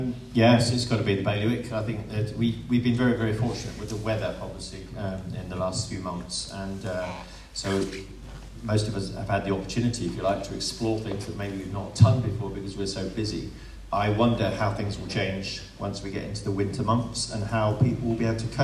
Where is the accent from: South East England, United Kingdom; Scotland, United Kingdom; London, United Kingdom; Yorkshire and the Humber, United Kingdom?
South East England, United Kingdom; Brighton; now in Guernsey; I'm from Brighton. I haven't been there for 30-odd years.